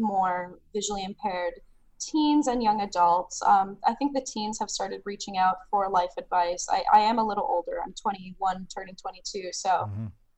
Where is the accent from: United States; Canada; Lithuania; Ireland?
Canada; Sudbury, Ontario; now in Ottawa, Canada; I grew up north in Sudbury.